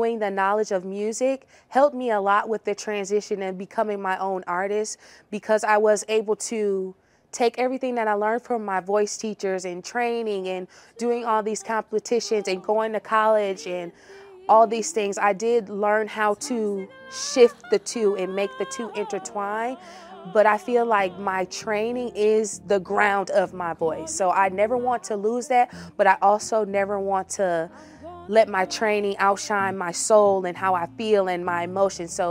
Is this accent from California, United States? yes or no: no; Milwaukee, Wisconsin, United States; I am from Milwaukee, Wisconsin